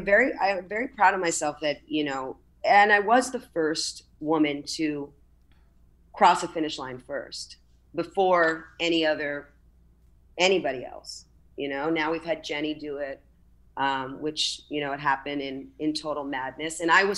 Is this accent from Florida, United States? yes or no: yes; Miami, Florida, United States; And I'm from Miami and, you know, not born, but raised here.